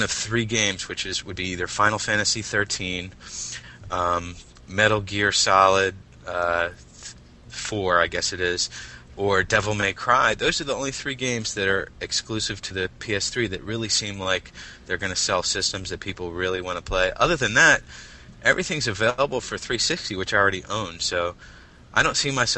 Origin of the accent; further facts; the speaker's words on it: Philadelphia, Pennsylvania, United States; moved away as an adult; now in Reading, United States; I'm from the Philadelphia area. I actually live in Reading right now. We just moved recently. But, you know, I spent most of my life in the Philadelphia area